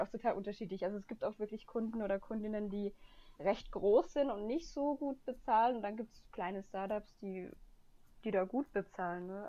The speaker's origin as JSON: {"language": "German", "region": "Upper Bavaria", "country": "Germany", "moved": "as an adult", "lives_now": "Bonn, Germany", "said": "ich komme ja eigentlich aus Oberbayern"}